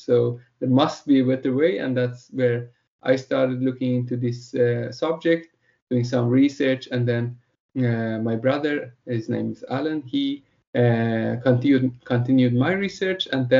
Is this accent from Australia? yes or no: no; Sweden; English is a second language; I'm one of the co-founders behind the Plastic Free. We're from Sweden